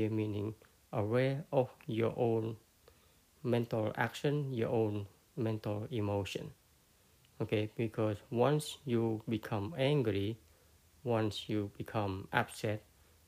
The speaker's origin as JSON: {"language": "English", "country": "Cambodia", "first_language": "Khmer", "second_language": "English", "said": "my language, which is Cambodian, my first language"}